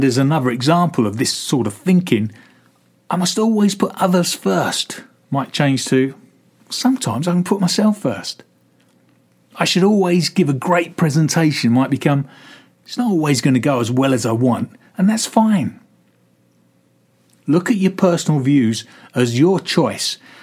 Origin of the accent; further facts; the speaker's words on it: London, United Kingdom; I'm a dual national with Italian parents. I was born in London